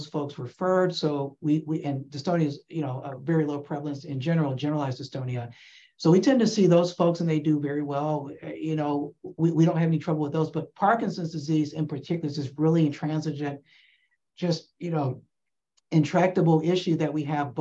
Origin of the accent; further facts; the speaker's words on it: Atlanta, Georgia, United States; I'm actually from Atlanta. I grew up in Atlanta